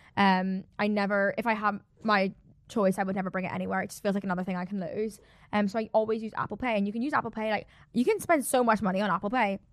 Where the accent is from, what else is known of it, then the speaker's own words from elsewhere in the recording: South Africa; I'm so South African